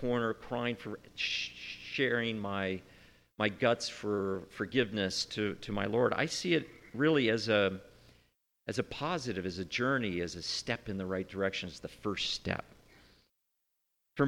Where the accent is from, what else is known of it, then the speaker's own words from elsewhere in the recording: United States; as an American